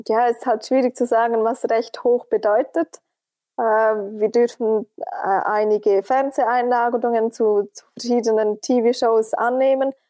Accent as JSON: {"language": "German", "country": "Switzerland", "said": "als Schweizerin"}